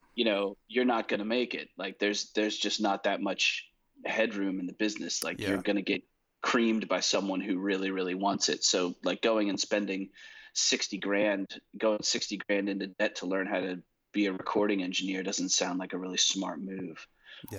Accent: New Jersey, United States; moved away as an adult; now in Nashville, United States; I grew up in New Jersey.

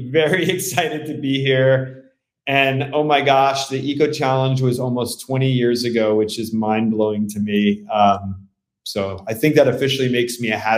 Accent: New York City, New York, United States; born there; coincidentally only about four miles from where I was born in the Bronx.

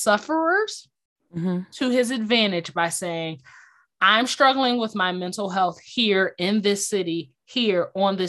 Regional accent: Philadelphia, Pennsylvania, United States; as a Philadelphian, as a Sixers fan, as a resident

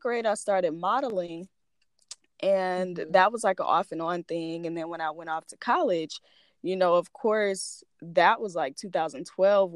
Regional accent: Florida, United States; now in Alabama, United States; originally from Florida, but I currently reside in Alabama

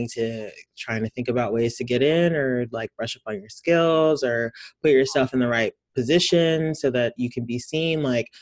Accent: Houston, Texas, United States; also born or lived in Nigeria; I'm from Houston, Texas

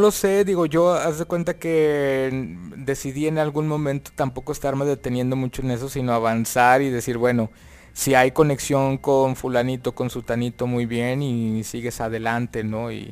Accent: Monterrey, Nuevo León, Mexico; la hice en León, Guanajuato. Pero yo soy regiomontano

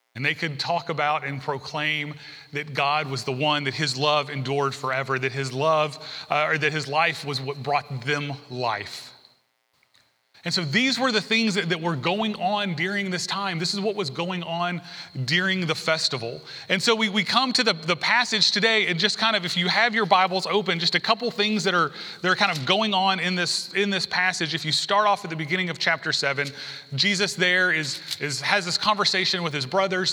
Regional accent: the South, United States; also born or lived in San Diego; now in Alabama, United States; I grew up in the South

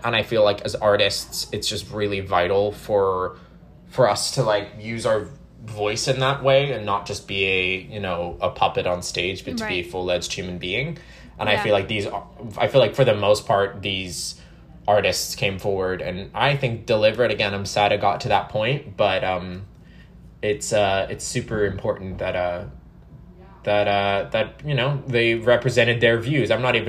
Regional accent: Florida, United States; I'm from Florida.

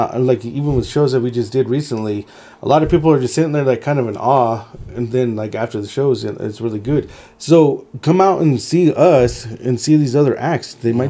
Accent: Pueblo, Colorado, United States; Yeah, we're Pueblo local. I mean, you guys are here from Pueblo. We're from Pueblo. We've been here for, like, ever.

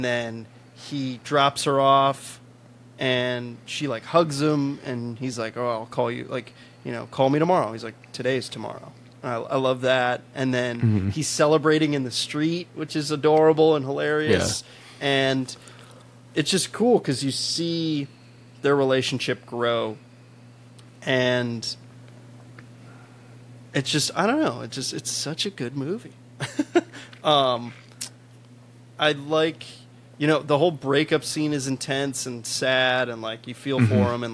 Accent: Chicago, Illinois, United States; moved away; I'm originally from Chicago. I don't live in Chicago

